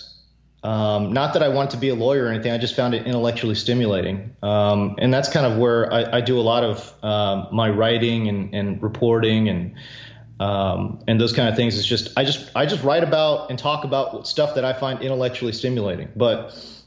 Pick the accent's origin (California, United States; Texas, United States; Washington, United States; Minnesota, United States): Texas, United States; Houston; also born or lived in South Korea; I grew up kind of in the Houston area